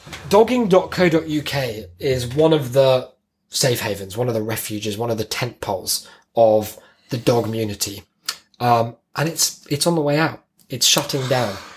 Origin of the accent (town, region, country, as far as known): United Kingdom